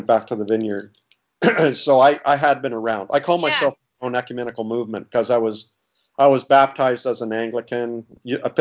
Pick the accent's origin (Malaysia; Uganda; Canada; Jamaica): Canada; also born or lived in Toronto area / Springfield, Missouri; I'm from Canada, so I live in Canada. And I was in the Toronto area.